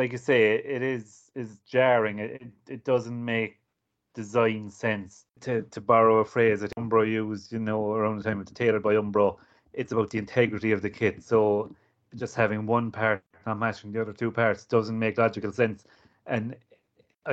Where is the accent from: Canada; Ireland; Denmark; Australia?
Ireland; I'm Irish and I grew up watching Gaelic